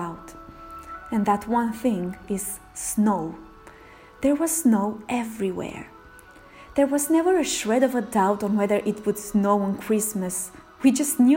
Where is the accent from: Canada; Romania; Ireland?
Romania; Romania, my home country